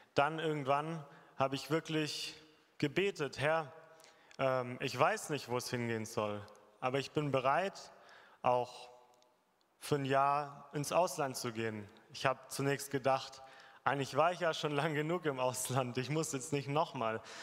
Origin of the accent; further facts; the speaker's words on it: Germany; bei uns in Deutschland